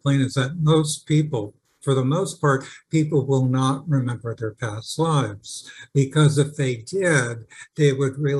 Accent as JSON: {"language": "English", "region": "California", "country": "United States", "tie": "born or raised there", "also_born_or_lived": "Park Forest, Illinois / England", "said": "when I was 10, right after we moved to California from Park Forest, Illinois"}